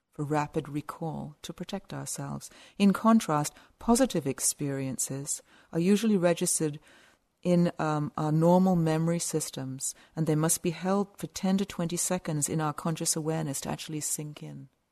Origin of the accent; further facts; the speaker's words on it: South of England, United Kingdom; also born or lived in west coast of Canada; now in Canada; I grew up in a little village in the south of England